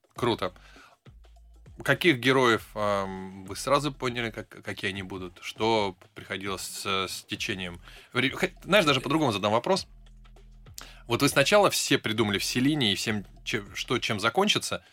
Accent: Saint Petersburg, Russia; я из Питера

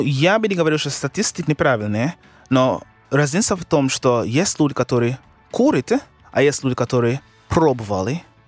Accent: Kingston, Jamaica; Russian is a second language; moved away; я из Кингстона

